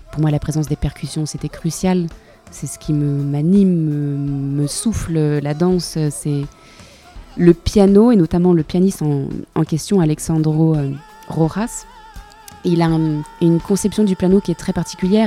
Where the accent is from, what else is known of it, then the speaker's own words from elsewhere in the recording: France; chez moi en France